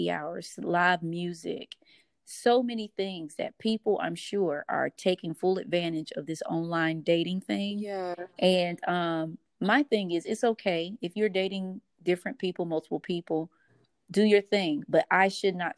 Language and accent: English; the South, United States; moved away; I am from the South